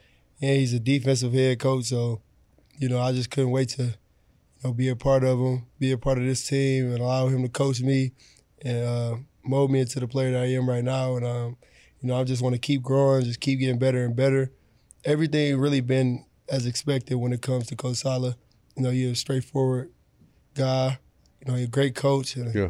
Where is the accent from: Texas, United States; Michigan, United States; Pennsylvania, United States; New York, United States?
Michigan, United States; Detroit; You know, I'm from Detroit.